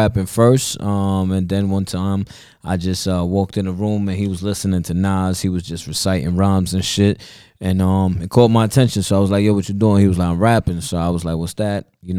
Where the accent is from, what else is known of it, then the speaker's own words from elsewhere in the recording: Bronx, New York, United States; I'm Puerto Rican